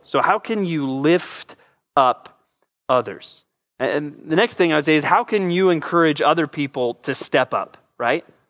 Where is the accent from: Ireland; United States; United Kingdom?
United States; San Antonio, Texas; moved away; also born or lived in Southern California; I spent most of my youth in San Antonio, Texas. We moved there from Southern California